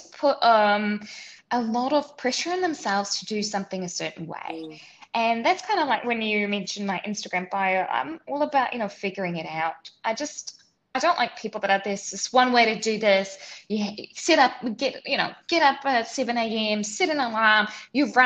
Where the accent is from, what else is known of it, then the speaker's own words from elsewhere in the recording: New Zealand; moved away as an adult; also born or lived in Switzerland / New York City; now in Singapore; So I grew up in New Zealand, and then I lived in Switzerland, then I lived in New York City, and now I'm in Singapore